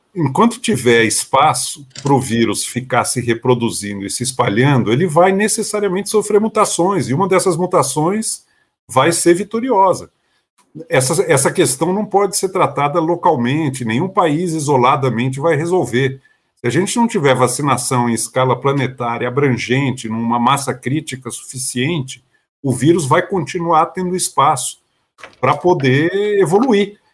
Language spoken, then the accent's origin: Portuguese; Brazil; como brasileiro